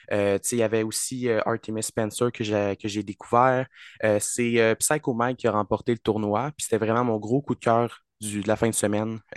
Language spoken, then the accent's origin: French; France; Exactement, mais moi, je suis français.